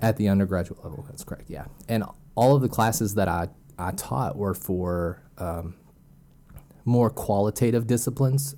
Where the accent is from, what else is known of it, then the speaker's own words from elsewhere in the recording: Arkansas, United States; also born or lived in Tennessee; I was born and raised in Arkansas